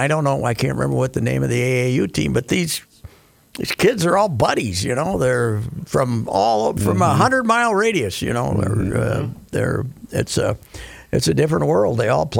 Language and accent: English; Minnesota, United States; We're both from Minnesota.